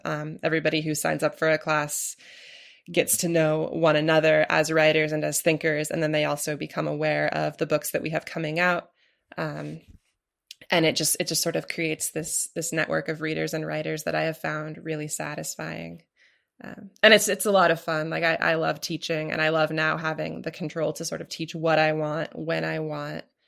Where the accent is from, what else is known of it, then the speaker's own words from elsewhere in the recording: Portland, Oregon, United States; moved away; I grew up in Portland, Oregon.